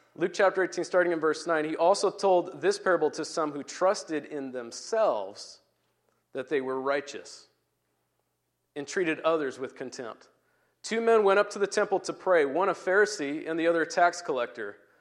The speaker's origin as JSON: {"language": "English", "country": "Turkey", "tie": "born or raised there", "moved": "yes", "lives_now": "Puyallup, United States", "said": "as I grew up in Turkey"}